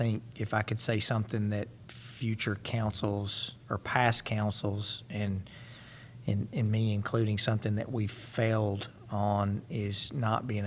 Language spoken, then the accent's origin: English; Missouri, United States; we're from Missouri, we're from the show me state.